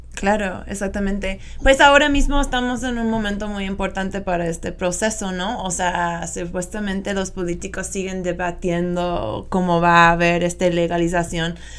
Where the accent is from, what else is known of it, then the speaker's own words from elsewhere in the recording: United States; accent: gringo; Spanish is a second language; moved away; mi acento gringo